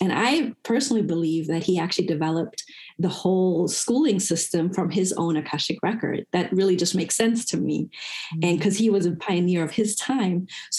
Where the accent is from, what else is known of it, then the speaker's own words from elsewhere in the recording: Germany; moved away as an adult; now in United States; So I'm originally from Germany, and I married an American. We met in Germany. He came to Germany as a U.S. soldier. So we lived in Germany for all of our adult life. And we've only lived in the States for 7 years.